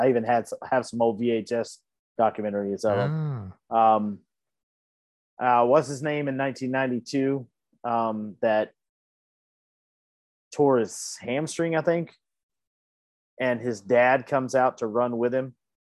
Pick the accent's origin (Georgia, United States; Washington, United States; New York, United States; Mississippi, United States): Georgia, United States; Atlanta; it's my hometown